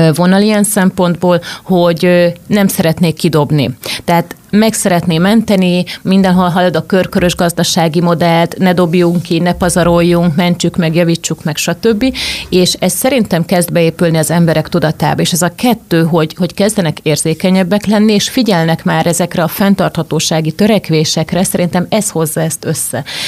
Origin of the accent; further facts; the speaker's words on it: Zala, Hungary; moved away; also born or lived in Budapest; Zalába, ahol felnőttem